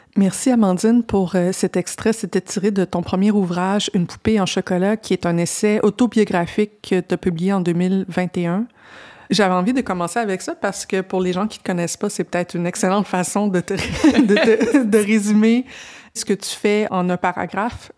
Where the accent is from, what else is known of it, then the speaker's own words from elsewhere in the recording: Quebec, Canada; je viens de, je viens pas de Montréal, je viens d'une petite municipalité